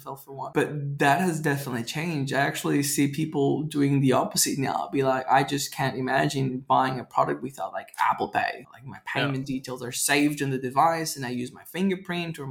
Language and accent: English; Venezuela; now in Australia; Growing up in Venezuela